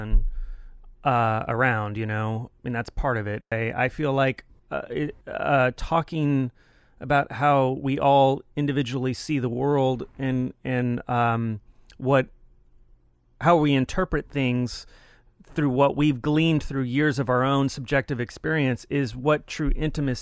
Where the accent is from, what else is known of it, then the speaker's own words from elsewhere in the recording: Texas, United States; I grew up in Texas. I'm from Texas